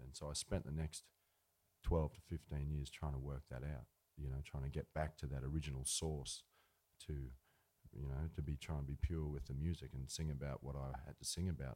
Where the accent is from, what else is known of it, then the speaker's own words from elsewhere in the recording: Ardlethan, New South Wales, Australia; also born or lived in Dubbo, New South Wales; there were cheap houses going in Ardlethan. So they moved out there. We could get a house for you know eight or ten grand, a little fibro house there, and uh, that's where we we grew up out there